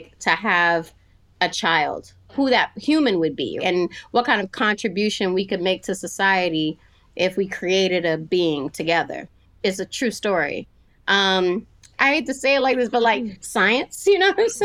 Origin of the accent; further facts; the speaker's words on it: California, United States; moved away as an adult; also born or lived in Stockton, California / Sacramento, California / San Francisco, California; now in Nashville, United States; I was born in Stockton, California in 1973, and I was raised in Sacramento